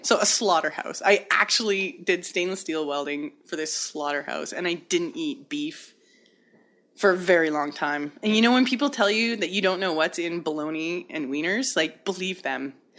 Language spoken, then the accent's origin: English; Hazelton, British Columbia, Canada; I was born and raised in the Kispah-Yaks Valley, which in English means the hiding place